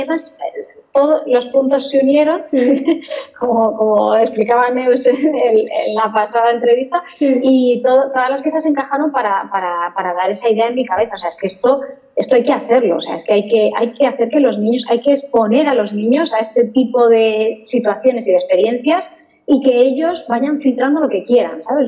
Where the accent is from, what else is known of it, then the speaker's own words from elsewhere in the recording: Toledo, Castilla-La Mancha, Spain; yo soy de Toledo realmente y en Toledo hay un par de empresas aeronáuticas y, a los que éramos de Toledo nos tenían más o menos localizados